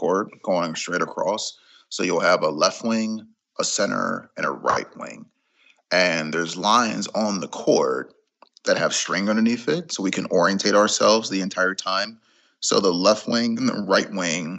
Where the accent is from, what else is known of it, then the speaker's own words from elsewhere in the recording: Jacksonville, Florida, United States; I'm from Jacksonville, Florida, 37 years old.